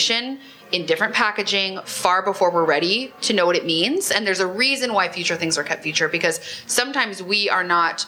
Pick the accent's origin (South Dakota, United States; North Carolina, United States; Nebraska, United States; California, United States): Nebraska, United States; moved away; I grew up in Nebraska